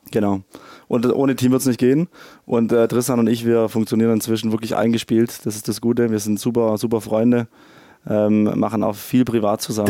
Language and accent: German; Ravensburg, Baden-Württemberg, Germany; Ursprünglich aus Ravensburg, gar nicht weit von hier.